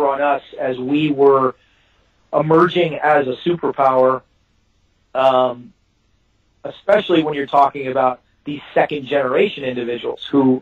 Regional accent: Texas, United States; I'm a Texan

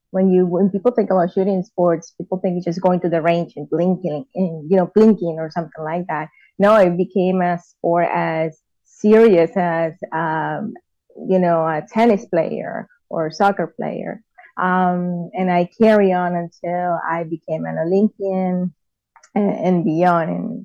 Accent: Venezuela; moved away as an adult; now in United States; Yeah, I grew up, I was born and raised in Venezuela. I actually came to the United States when I was 21 years old.

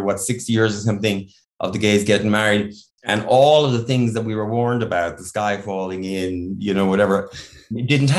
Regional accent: Ireland; I grew up in Ireland in the 70s

